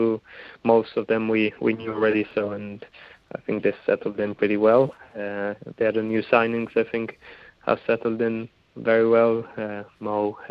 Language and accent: English; Italy; also born or lived in New Zealand; now in Wellington, New Zealand; I grew up in Italy